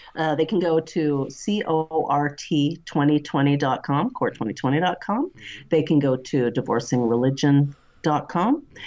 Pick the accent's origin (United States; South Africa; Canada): Canada; I just love being Canadian.